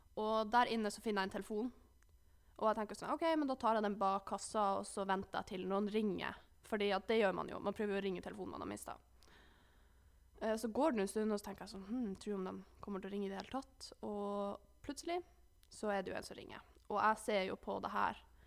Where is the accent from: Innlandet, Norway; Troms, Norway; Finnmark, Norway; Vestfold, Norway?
Finnmark, Norway; Alta; moved away; hjemme i Alta så brukte jeg jo å kjøre bil til treningssenteret